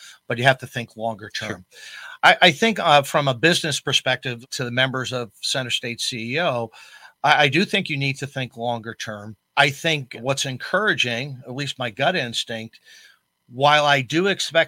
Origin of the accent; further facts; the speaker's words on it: Long Island, New York, United States; also born or lived in Ithaca, New York; now in Syracuse, United States; I grew up on Long Island